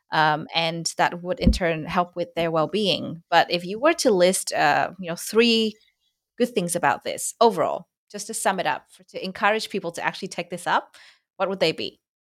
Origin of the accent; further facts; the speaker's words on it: Vietnam; accent: Vietnamese; first language Vietnamese; English is a second language; my mother tongue Vietnamese